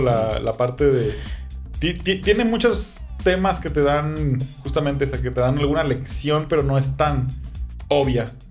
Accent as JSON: {"language": "Spanish", "town": "Tepic", "region": "Nayarit", "country": "Mexico", "said": "yo soy de Tepic, yo vivía en Tepic"}